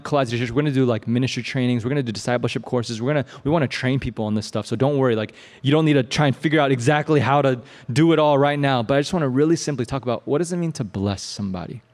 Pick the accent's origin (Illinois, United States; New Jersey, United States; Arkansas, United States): Illinois, United States; Champaign; I grew up in Champaign, Illinois. I grew up behind a cornfield